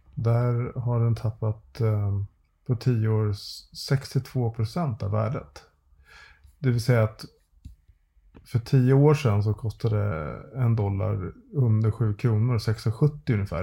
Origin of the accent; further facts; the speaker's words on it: Sweden; vi svenskar